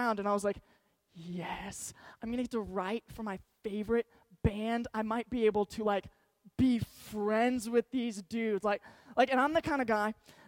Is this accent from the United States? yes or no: yes; Georgetown, Texas, United States; I grew up in Georgetown, Texas, so it's about 30 minutes north of Austin